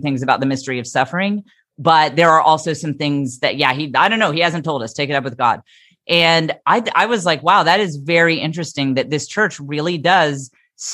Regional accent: the Bible Belt, United States; I grew up in the Bible Belt

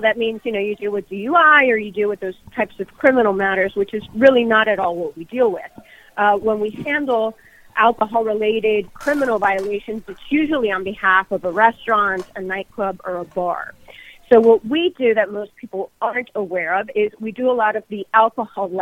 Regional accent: Miami, Florida, United States; born and raised in Miami, born of Cuban immigrant parents

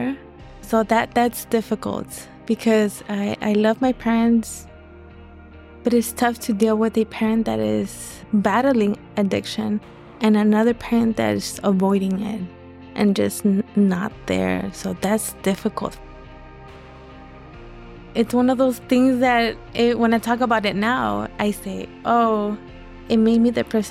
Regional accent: Los Angeles, California, United States; I was born in Los Angeles, South LA to be exact. I went to elementary in that area and middle school.

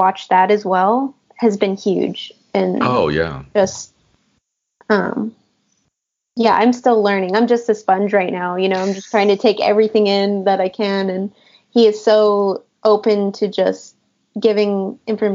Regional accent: El Paso, Texas, United States; moved away as an adult; now in Austin, United States; I grew up in El Paso

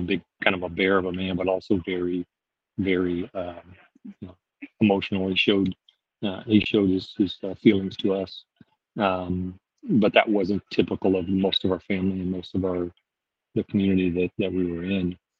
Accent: Louisiana, United States; now in Fort Myers, United States; I grew up in Louisiana and I'm currently living in Fort Myers, Florida

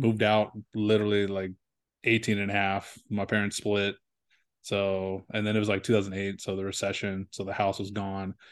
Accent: San Diego, California, United States; I was born in San Diego

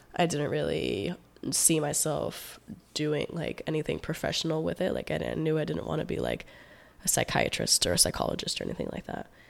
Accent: Palm Beach County, South Florida, United States; also born or lived in Gainesville, Florida; I'm originally from South Florida, like, Palm Beach County area. I was born and raised there

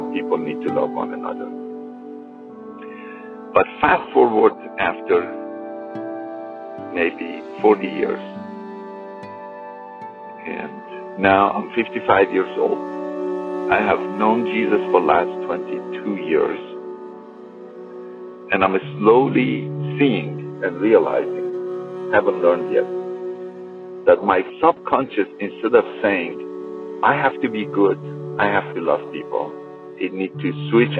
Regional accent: Iran; when I was a Muslim growing up in Iran

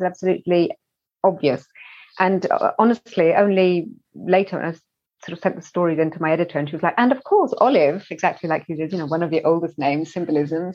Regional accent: London, United Kingdom; as a child, even as growing up in West London

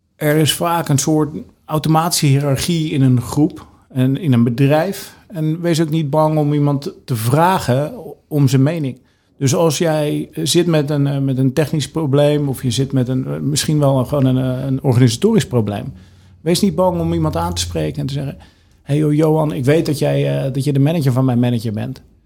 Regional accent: Netherlands

